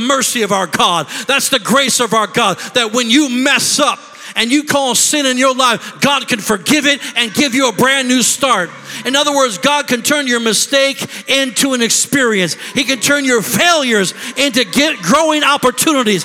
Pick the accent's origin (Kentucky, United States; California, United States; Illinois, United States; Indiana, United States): Illinois, United States; Rockford; moved away as an adult; also born or lived in Beloit, Wisconsin; now in Milwaukee, United States; we're not from here. We're from Rockford, Illinois